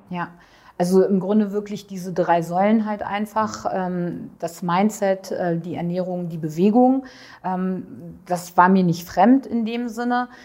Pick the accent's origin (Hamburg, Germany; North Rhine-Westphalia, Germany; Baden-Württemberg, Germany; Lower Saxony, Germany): North Rhine-Westphalia, Germany; Düsseldorf; komme aus äh, Düsseldorf und mhm. bin 48 Jahre alt